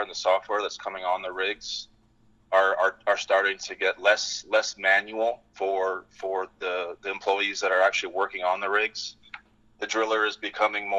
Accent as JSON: {"language": "English", "region": "British Columbia", "country": "Canada", "tie": "born or raised there", "moved": "as an adult", "lives_now": "Fort Worth, United States"}